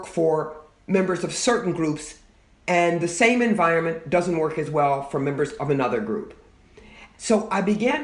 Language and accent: English; Louisville, Kentucky, United States; moved away as an adult; also born or lived in Fort Wayne, Indiana; I grew up in Louisville, Kentucky, so it was reasonably close to where I grew up